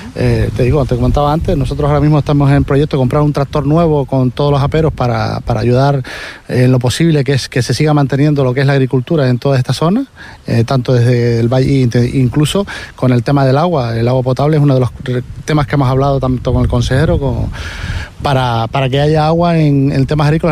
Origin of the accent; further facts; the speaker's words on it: Toto, Canary Islands, Spain; mi pueblo